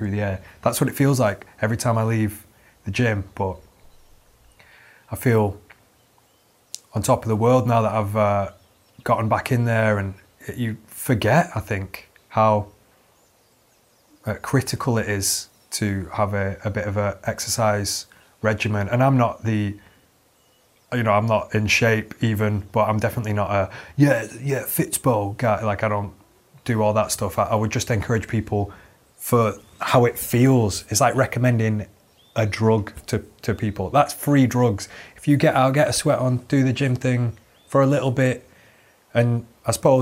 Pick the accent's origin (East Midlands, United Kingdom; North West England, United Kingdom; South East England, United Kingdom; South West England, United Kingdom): North West England, United Kingdom; Manchester; I'm from Manchester